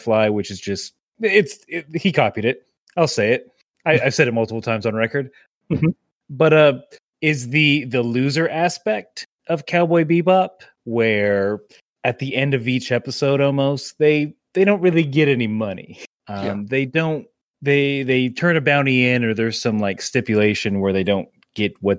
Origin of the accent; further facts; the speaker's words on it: the South, United States; We're all Southerners here